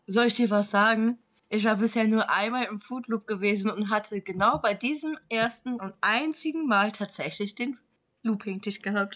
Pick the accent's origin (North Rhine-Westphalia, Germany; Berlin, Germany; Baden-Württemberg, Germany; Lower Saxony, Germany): North Rhine-Westphalia, Germany; moved away; Phantasialand ist ja eigentlich sogar mein alter Homepark. Ich komme ja eigentlich aus Nordrhein-Westfalen